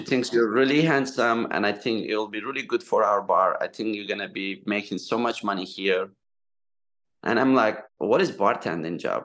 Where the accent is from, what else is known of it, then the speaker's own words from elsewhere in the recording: Turkey; English is a second language; moved away as an adult; also born or lived in Southampton, New York; now in United States; I'm from Turkey. So I came 2002